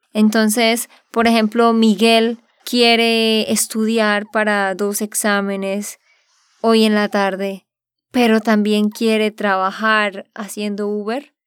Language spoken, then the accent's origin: Spanish; Santander, Colombia; de Santander, Colombia